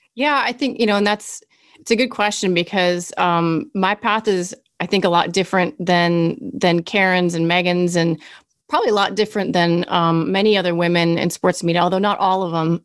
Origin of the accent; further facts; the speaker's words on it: Kansas City, Missouri, United States; also born or lived in Berea, Illinois / New York City / Orange County; I lived in Berea, Illinois, and lived there until okay. I was seven. So Midwest girl, and then moved to Kansas City. And pretty much, I mean, you'd say I'm from Kansas City